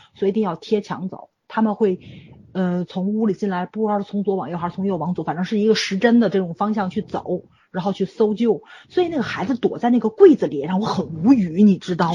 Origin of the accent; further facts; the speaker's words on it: Tianjin, China; 我们天津这边